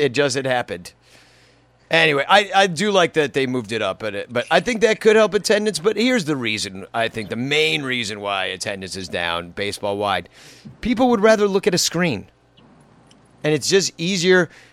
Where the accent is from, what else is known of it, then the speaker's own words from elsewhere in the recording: Chicago, Illinois, United States; I'm from Chicago